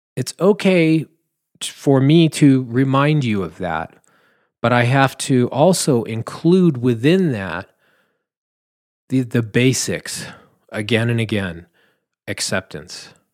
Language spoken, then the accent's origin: English; Southern California, United States; I'm from California, you know. Southern California